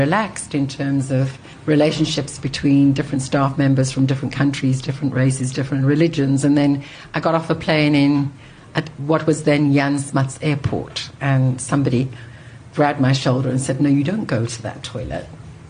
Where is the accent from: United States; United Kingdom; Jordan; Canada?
United Kingdom; north of England; So I'm a first-generation immigrant who didn't know any English people until I was an adult because I was Catholic.